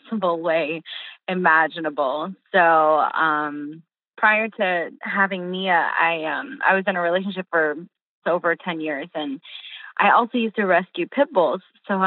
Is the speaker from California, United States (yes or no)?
yes; California, United States; first language English and Portuguese; now in Tampa, United States; I was born in California, but my mom was fresh from Rio, and she didn't speak much English. So my first language was both, actually